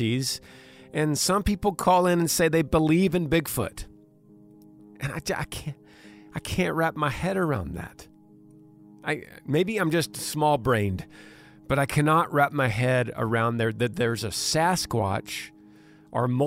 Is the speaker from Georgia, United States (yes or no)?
no; Dallas, Texas, United States; moved away; originally I'm from Dallas